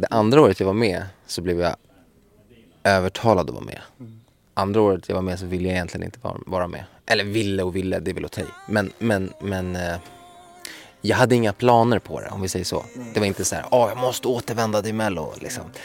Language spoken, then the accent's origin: Swedish; Sweden; moved away as an adult; also born or lived in Miami